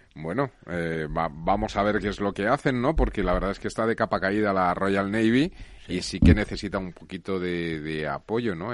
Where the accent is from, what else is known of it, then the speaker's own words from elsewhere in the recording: Spain; yo me siento muy orgulloso como español